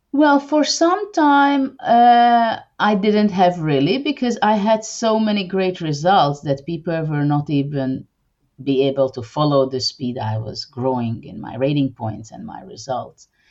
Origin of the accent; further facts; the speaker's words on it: Hungary; also born or lived in Budapest; I'm from Hungary and I live in the capital, Budapest